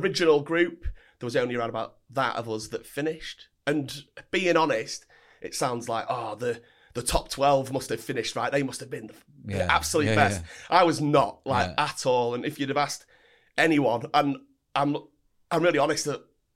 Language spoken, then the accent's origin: English; Altrincham, North West England, United Kingdom; also born or lived in Knutsford, Cheshire; So I grew up in Timperley and Altrincham, which is around the same area